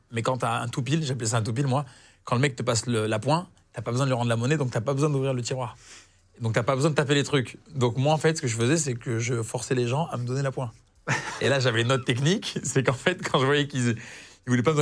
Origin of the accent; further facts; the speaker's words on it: Algeria; et que je suis algérien, mais j'aurais dit, mais c'est un petit peu les Algériens, on est, on est les Brésiliens de, l'Afrique du Nord, en fait.